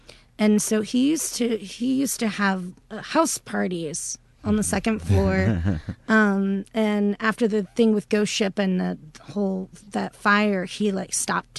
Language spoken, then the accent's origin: English; Houston, Texas, United States; I'm born and raised in Houston. I've lived in Houston my entire life